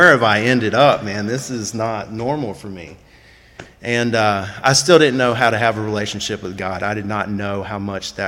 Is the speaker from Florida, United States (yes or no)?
yes; Tallahassee, Florida, United States; I'm from Tallahassee, Florida